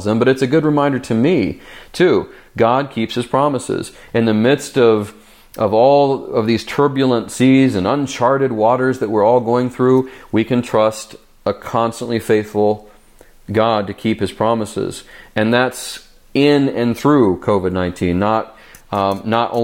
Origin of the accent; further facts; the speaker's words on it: United States; we as the American church